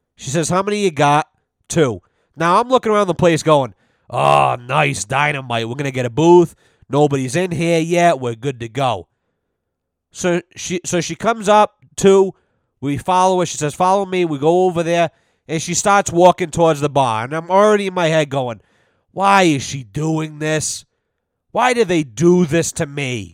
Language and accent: English; North Smithfield, Rhode Island, United States; growing up in North Smithfield